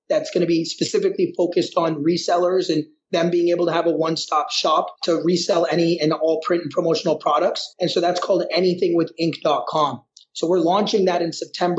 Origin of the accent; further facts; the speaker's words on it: Massachusetts, United States; moved away as an adult; now in India; I've been born and brought up in the U.S., specifically in Massachusetts. So I grew up in Massachusetts.